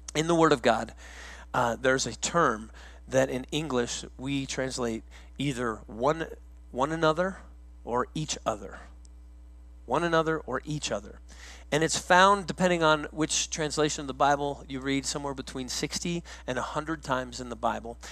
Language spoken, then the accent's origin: English; Woodland Park, Colorado, United States; moved away as an adult; also born or lived in South Carolina; I grew up in Woodland Park, Colorado. I went to the same school from kindergarten to the time I graduated.